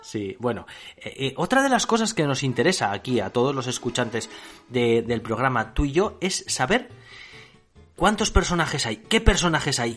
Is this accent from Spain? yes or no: yes; Spain; nosotros que somos españoles